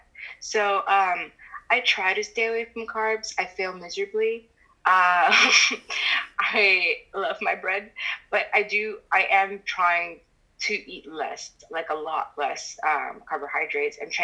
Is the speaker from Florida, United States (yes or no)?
yes; Miami, Florida, United States; moved away as an adult; also born or lived in New York; I decided to move down to Miami, which is my hometown